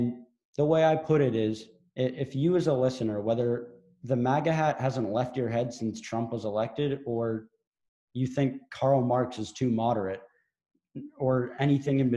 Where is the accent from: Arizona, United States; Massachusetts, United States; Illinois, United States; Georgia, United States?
Massachusetts, United States; Marblehead; I'm from Marblehead, Massachusetts